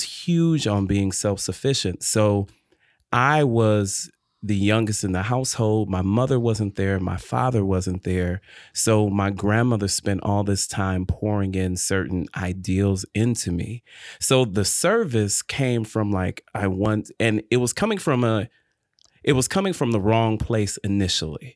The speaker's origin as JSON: {"language": "English", "town": "Detroit", "region": "Michigan", "country": "United States", "tie": "born or raised there", "also_born_or_lived": "Illinois / Chapel Hill, North Carolina", "moved": "yes", "lives_now": "North Carolina, United States", "said": "grew up and born and raised in Detroit, Michigan"}